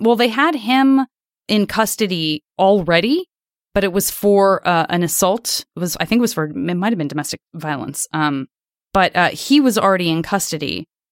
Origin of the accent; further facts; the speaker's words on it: Arizona, United States; I'm from Arizona